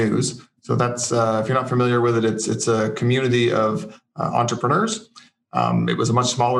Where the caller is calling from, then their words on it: Fredericton, New Brunswick, Canada; I'm in Fredericton, New Brunswick.